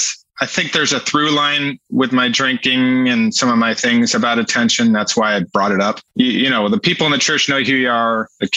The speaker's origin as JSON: {"language": "English", "region": "Massachusetts", "country": "United States", "tie": "born or raised there", "said": "I grew up in Western Massachusetts. I moved around a lot, but I lived in the Berkshires and the Springfield area."}